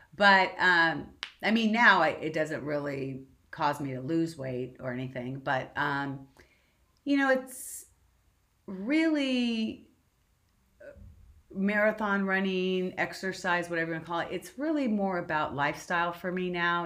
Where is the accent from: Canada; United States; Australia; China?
United States; Southern California; I'm born and raised in Southern California